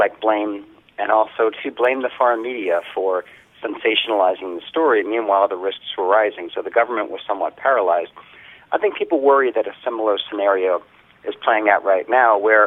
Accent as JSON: {"language": "English", "town": "New York City", "region": "New York", "country": "United States", "moved": "yes", "lives_now": "Tokyo, Japan", "said": "where I come from Queens, New York"}